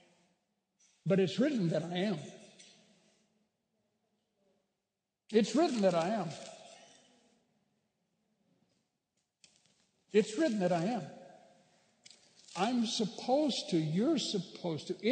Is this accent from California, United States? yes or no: yes; Bakersfield, California, United States; my hometown of Bakersfield